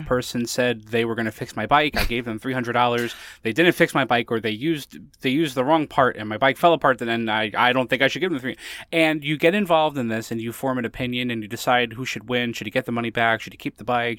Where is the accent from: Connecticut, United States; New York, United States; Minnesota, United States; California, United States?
Connecticut, United States; I lived in Connecticut